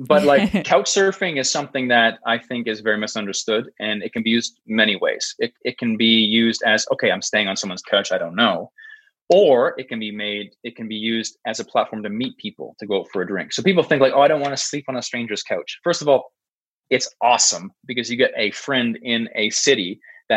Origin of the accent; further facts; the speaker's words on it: Canada; I'm a Canadian guy.